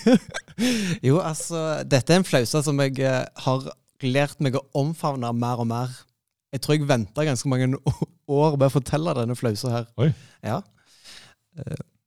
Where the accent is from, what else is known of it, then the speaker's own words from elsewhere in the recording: Stavanger, Rogaland, Norway; now in Oslo, Norway; kom jeg jo fra Stavanger, eller nærmere sagt Madla